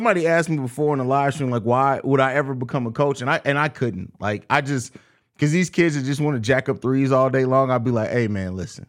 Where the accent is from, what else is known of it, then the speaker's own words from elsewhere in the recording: St. Louis, Missouri, United States; from St. Louis, my hometown